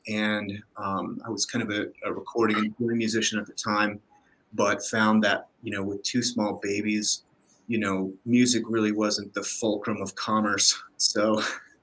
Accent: Denver, Colorado, United States; We're in Denver. I'm from Denver

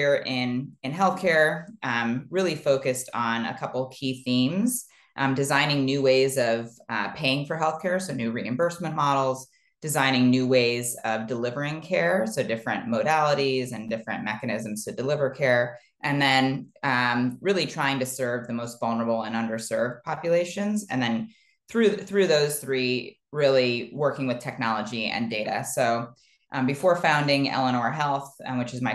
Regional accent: Ohio, United States; I grew up in the Midwest in Ohio, here in the United States

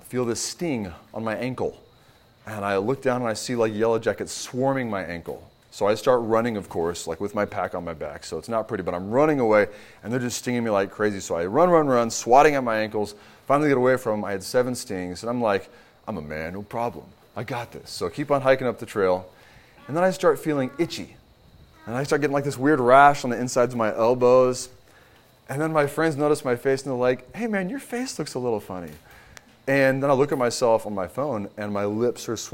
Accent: Kentucky, United States; also born or lived in Houston, Texas; now in Virginia, United States; I'm originally from Kentucky.

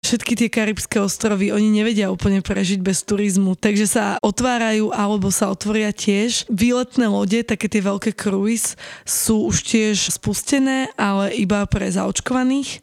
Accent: Slovakia

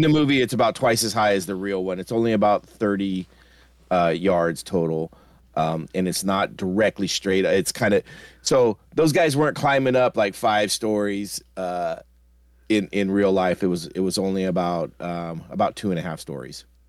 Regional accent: United States; I'm American

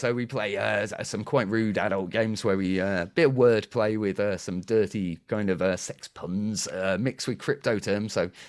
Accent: United Kingdom; I'm too British.

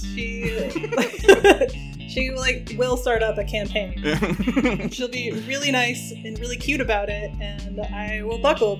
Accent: New England, United States; Yeah, I am just also from New England

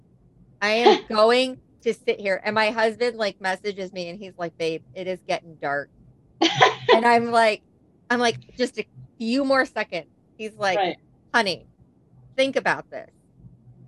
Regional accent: New York, United States; I'm from New York

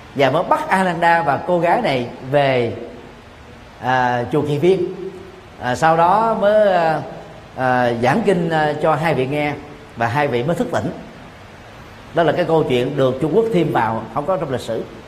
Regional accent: Vietnam

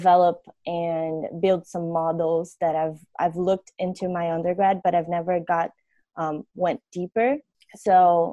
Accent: Brazil; English is a second language; moved away as an adult; now in United States; I'm from Brazil. I graduated in my undergrad in industrial engineering back in my country.

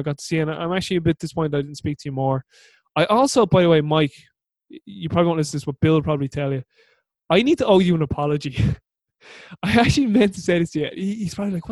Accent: Ireland; I'm their adopted Irish son

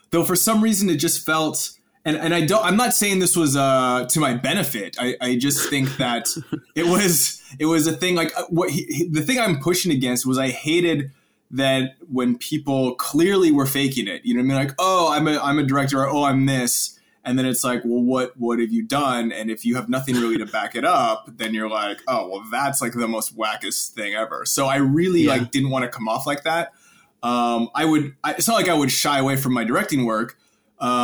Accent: Canada; moved away as an adult; now in Los Angeles, United States; I am from Canada. Yeah. I mean, I moved in to LA in 2006

